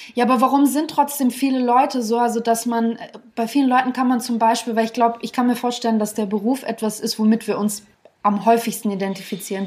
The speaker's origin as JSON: {"language": "German", "country": "Germany", "said": "Ich bin Deutsche, mhm. äh, äh, habe äh, russische Wurzeln"}